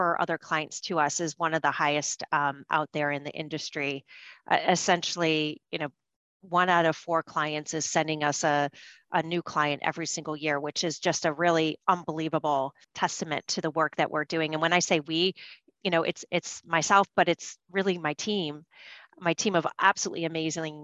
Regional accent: Michigan, United States; now in New York, United States; where I grew up in Michigan, we grew our own food

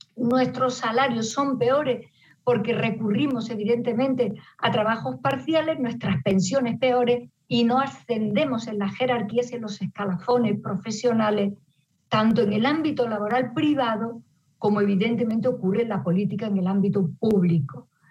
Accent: Spain; Las mujeres españolas hemos aprendido

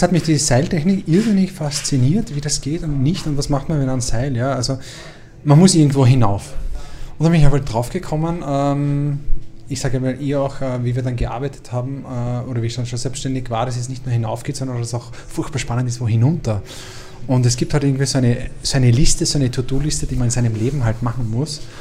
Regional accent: Lower Austria, Austria; ich bin Niederösterreicher.

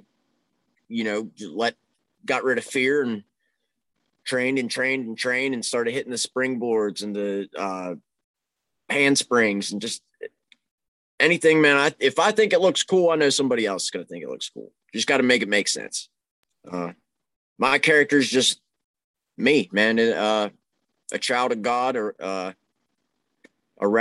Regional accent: Pittsburgh, Pennsylvania, United States; I'm from the Pittsburgh area

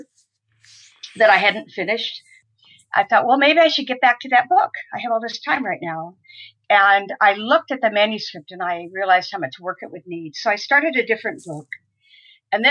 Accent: Southern California, United States; also born or lived in Ipswich, Massachusetts; now in Amesbury, United States; I grew up in Southern California

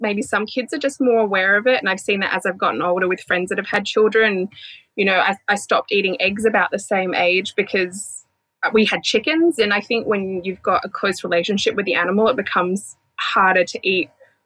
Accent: Adelaide, South Australia, Australia; I'm from Adelaide, which is right down the bottom of the map

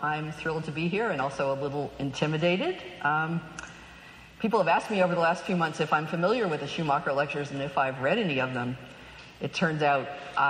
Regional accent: Knoxville, Tennessee, United States; now in California, United States; I grew up, I was born in the 50s in Knoxville, Tennessee

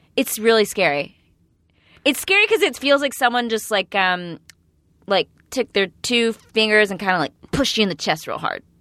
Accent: East Texas, United States; I'm from East Texas

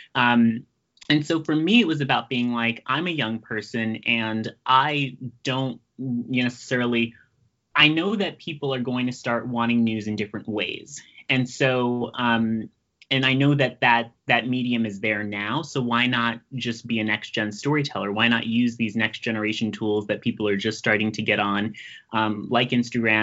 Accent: New York City, New York, United States; I'm from Brooklyn

